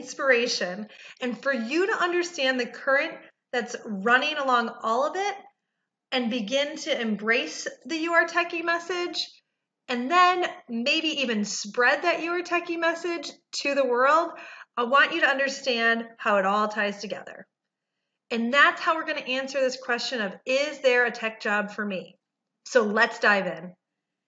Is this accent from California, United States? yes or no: no; Detroit, Michigan, United States; also born or lived in Research Triangle Park, North Carolina; now in Raleigh-Durham, United States; I'm originally from Detroit